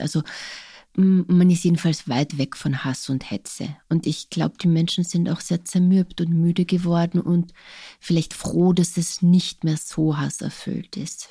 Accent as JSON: {"language": "German", "region": "Carinthia", "country": "Austria", "tie": "born or raised there", "also_born_or_lived": "Ljubljana, Slovenia", "first_language": "Slovene", "second_language": "German", "said": "mein Heimatort Kolchachodische hat bis heute keine Ortstafel, keine einzige"}